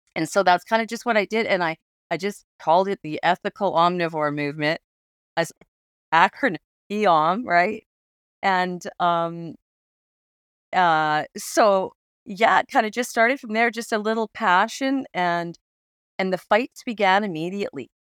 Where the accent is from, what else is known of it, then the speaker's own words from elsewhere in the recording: Alberta, Canada; I grew up in Alberta, and I grew up in the Rocky Mountains, so I was, I grew up in, in hunting country, uh, Kananaskis country